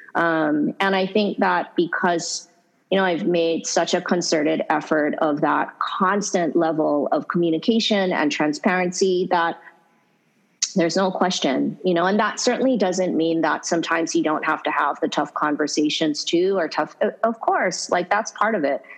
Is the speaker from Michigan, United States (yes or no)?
no; Hawaii, United States; I'm um, so so lucky and fortunate to be born and raised in Hawaii